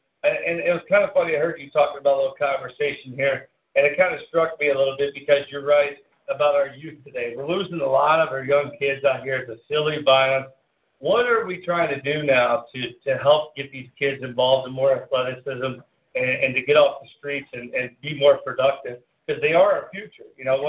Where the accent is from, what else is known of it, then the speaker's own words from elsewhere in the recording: West Virginia, United States; now in Cleveland, United States; I'm originally from West Virginia, but whenever I moved up here, obviously, I followed you.